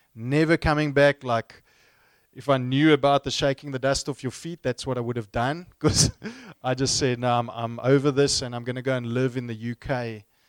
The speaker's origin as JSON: {"language": "English", "town": "Stellenbosch", "region": "Western Cape", "country": "South Africa", "tie": "born or raised there", "said": "I grew up in the same town where I studied, in Stellenbosch, not too far from here"}